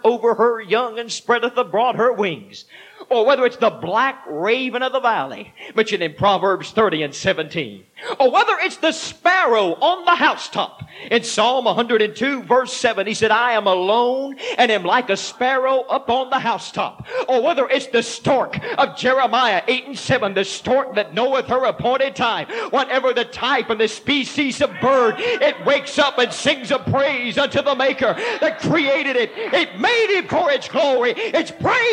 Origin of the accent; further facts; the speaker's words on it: Texas, United States; moved away; I am originally from Texas